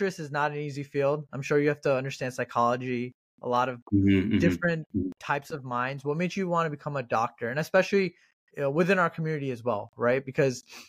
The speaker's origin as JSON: {"language": "English", "region": "New Jersey", "country": "United States", "said": "I'm from Jersey as well, and I live in North Jersey"}